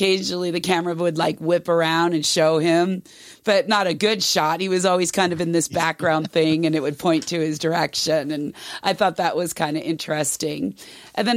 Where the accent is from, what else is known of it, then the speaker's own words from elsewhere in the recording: Los Angeles, California, United States; we grew up in the in the La La Land